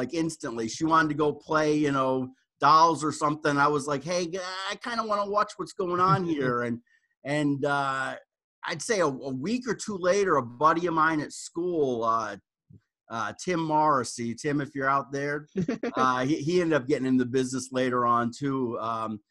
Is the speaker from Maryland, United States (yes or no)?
no; Rhode Island, United States; I grew up in Rhode Island